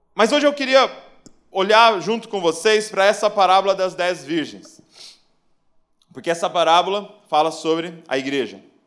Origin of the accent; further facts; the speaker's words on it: Bragança Paulista, São Paulo, Brazil; sou lá de Bragança Paulista, interior de São Paulo